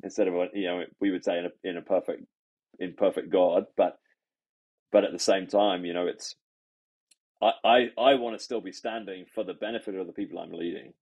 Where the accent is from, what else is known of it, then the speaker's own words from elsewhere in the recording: England, United Kingdom; also born or lived in Sydney, Australia; now in Canada; I grew up in England